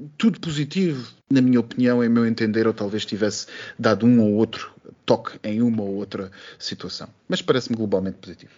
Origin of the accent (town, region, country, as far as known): Portugal